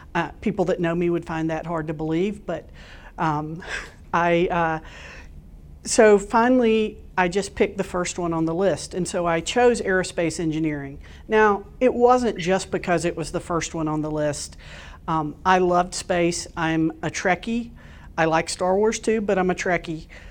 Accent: Florida Panhandle, United States; moved away; I grew up in a very, very small town in the Panhandle of Florida.

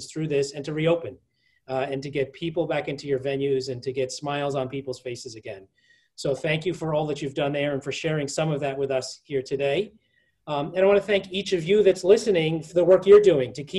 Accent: New York City, New York, United States; I'm a New Yorker. I was born there. I live there

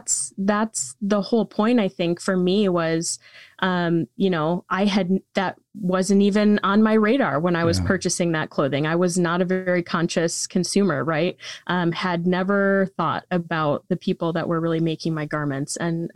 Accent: Michigan, United States; I did. Yeah. Yep. I was born and raised here in Michigan and did my undergrad at Michigan State University.

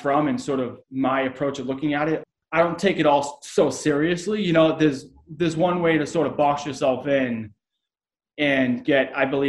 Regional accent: Boston, Massachusetts, United States; moved away; I was from Boston

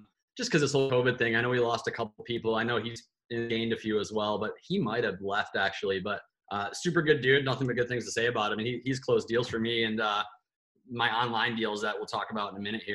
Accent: Bay City, Michigan, United States; moved away as an adult; also born or lived in Chicago; now in Arizona, United States; I had moved back to my hometown in Bay City, Michigan from Chicago

